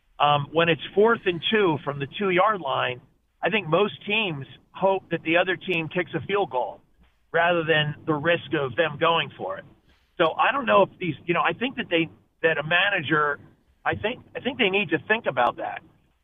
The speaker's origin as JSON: {"language": "English", "town": "Philadelphia", "region": "Pennsylvania", "country": "United States", "said": "we're from Philly, so we're annoyed that they struck out so much"}